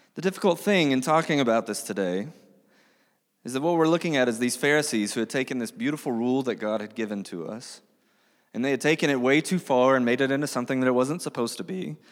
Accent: United States; We as American Christians living in twenty twenty-three

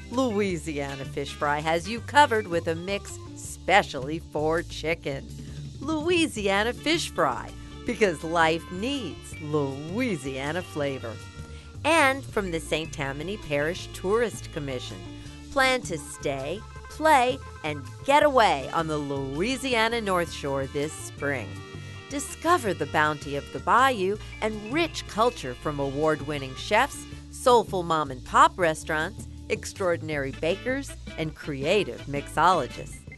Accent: Istanbul, Turkey; English is a second language; moved away as an adult; also born or lived in Germany; now in Mandeville, United States; We are from Istanbul

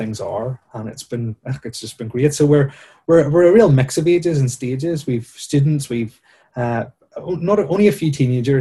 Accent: Bangor, Northern Ireland, United Kingdom; I grew up in Ballycrocken as a teenager and as a child in the congregation

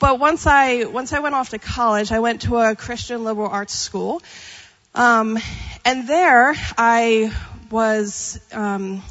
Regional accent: Pennsylvania, United States; moved away as an adult; also born or lived in Texas; now in California, United States; growing up in Pennsylvania. So if you're not familiar with Pennsylvania, I grew up in Amish country

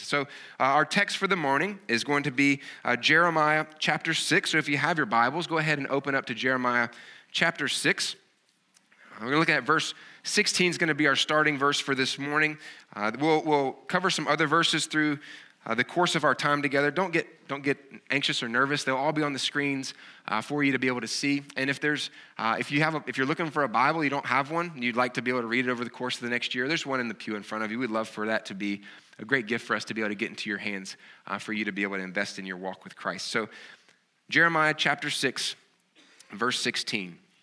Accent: the South, United States; accent: Southern; as you can kinda tell from my accent, I'm not, I have a, a Southern kind of accent

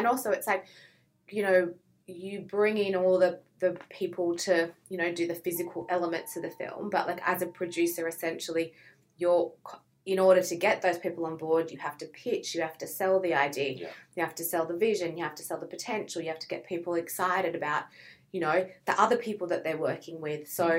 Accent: Sydney, New South Wales, Australia; From Sydney.

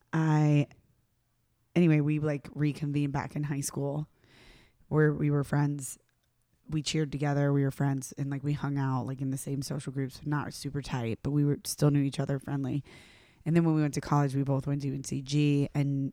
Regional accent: the South, United States; moved away as an adult; now in New York, United States; I'm from the South

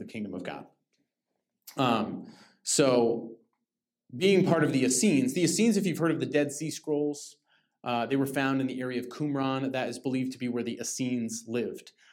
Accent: Lake Arrowhead, California, United States; I grew up in Lake Arrowhead in the mountains

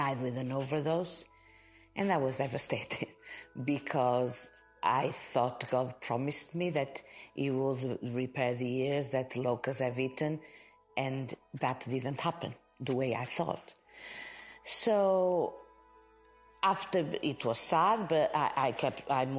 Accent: Portugal; moved away as an adult; now in Birmingham, United Kingdom; I am from Portugal

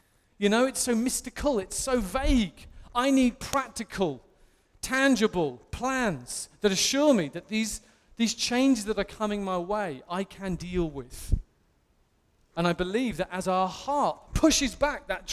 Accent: England, United Kingdom; as an Englishman

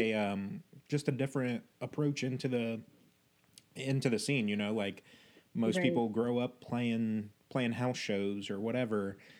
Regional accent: Indiana, United States; I was born and raised here

